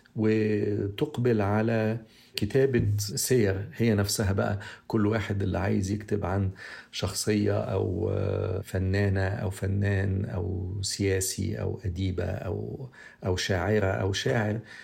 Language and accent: Arabic; Egypt; احنا كمصريين